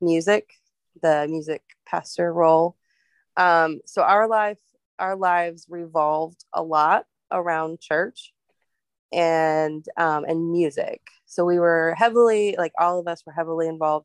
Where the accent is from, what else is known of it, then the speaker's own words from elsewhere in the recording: Ohio, United States; I grew up in Ohio, and like most of my year, we moved there when I was 5